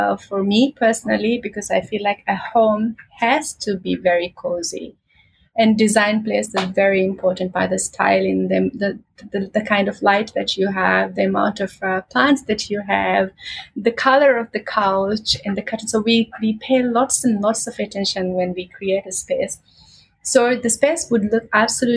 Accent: Maldives; I come from the islands. I am from the Maldives.

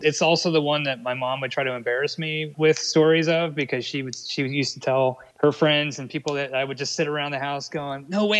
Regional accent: Pittsburgh, Pennsylvania, United States; born or raised there; moved away as an adult; now in North Carolina, United States

